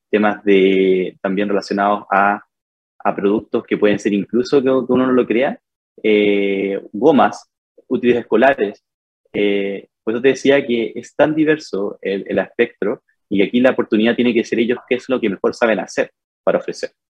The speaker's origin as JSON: {"language": "Spanish", "area": "Fifth Region", "region": "Valparaíso", "country": "Chile", "moved": "as an adult", "lives_now": "Santiago, Chile", "said": "Soy de, la quinta región, ya, estudié en la Universidad del Paraíso Diseño"}